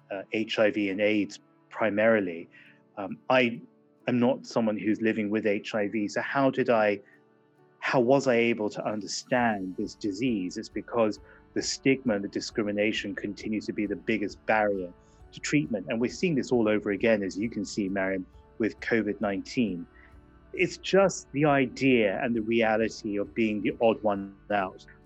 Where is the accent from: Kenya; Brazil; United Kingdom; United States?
United Kingdom; England; it was difficult growing up in England in the 1980s